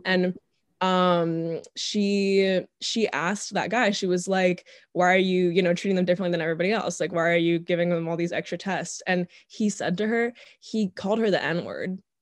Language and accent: English; Northern Virginia, United States; born and raised in Northern Virginia